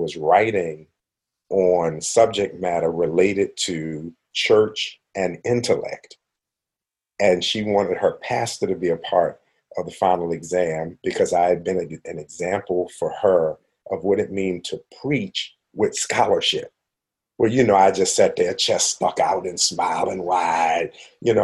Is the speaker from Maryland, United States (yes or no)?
yes; Baltimore, Maryland, United States; moved away as an adult; also born or lived in Western Pennsylvania; now in Pittsburgh, United States; I was from Baltimore, living in Western Pennsylvania